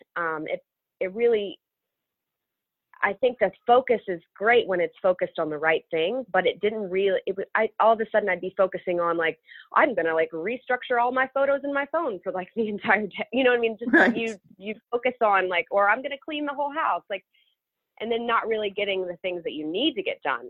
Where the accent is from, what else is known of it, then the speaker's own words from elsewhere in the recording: Memphis, Tennessee, United States; moved away as an adult; also born or lived in Manhattan, New York; now in New York, United States; growing up in Memphis was awesome. You know, the home of the blues